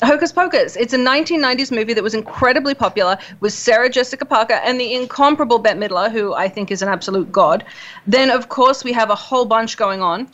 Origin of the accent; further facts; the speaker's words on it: Australia; I'm Australian